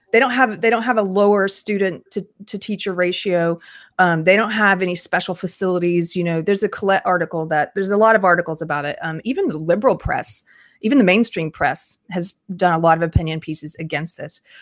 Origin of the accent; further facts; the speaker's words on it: South Carolina, United States; I'm from South Carolina.